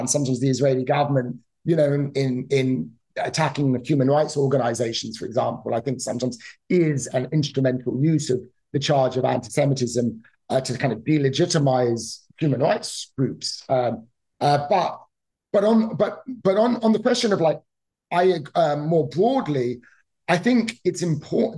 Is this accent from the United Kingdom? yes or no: yes; United Kingdom; now in United States; I grew up in the United Kingdom, for example, as you could probably tell from my accent